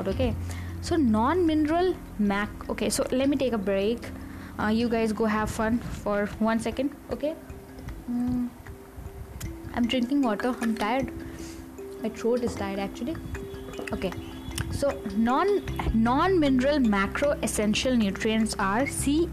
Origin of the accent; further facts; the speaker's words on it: India; I'm an Indian